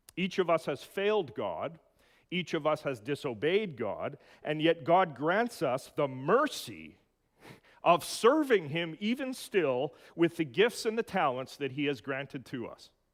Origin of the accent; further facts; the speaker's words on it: Edmonton, Alberta, Canada; In my hometown of Edmonton